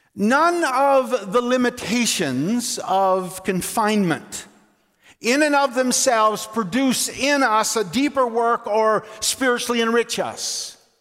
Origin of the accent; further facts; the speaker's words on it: Labrador City, Newfoundland and Labrador, Canada; Margot Kidder lived in my hometown in Labrador City